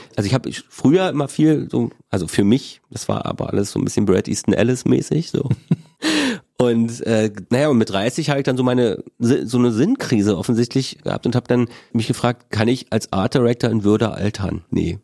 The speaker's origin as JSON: {"language": "German", "region": "Berlin", "country": "Germany", "tie": "born or raised there", "said": "bin ich ja in Ostberlin geboren, in Köpenick"}